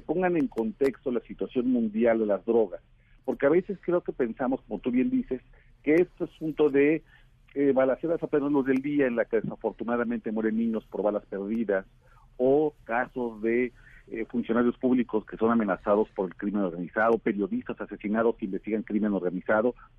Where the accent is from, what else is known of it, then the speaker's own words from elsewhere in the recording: Mexico; somos los mexicanos